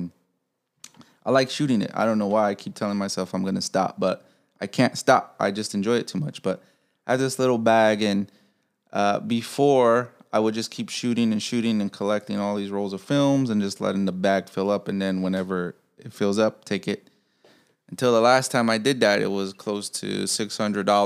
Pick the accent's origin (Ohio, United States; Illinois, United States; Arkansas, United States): Illinois, United States; Chicago; I'm from Chicago. I'm from Pilsen.